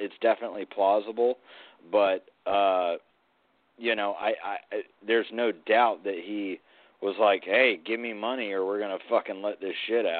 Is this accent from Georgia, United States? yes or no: yes; Georgia, United States; About an hour and a half from where I grew up in Georgia, you know, we got Jekyll Island